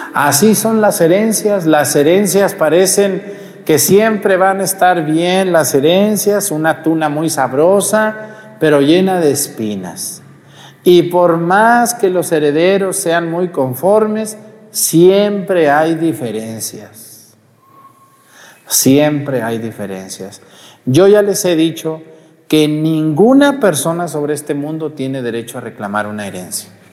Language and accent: Spanish; Mexticacán, Jalisco, Mexico; moved away; allá en mi pueblo, Mesticacán